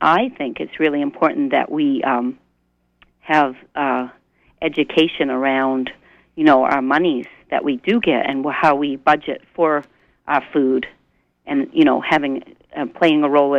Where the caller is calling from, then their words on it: Blue Hill, Maine, United States; from Blue Hill, and I really appreciate this topic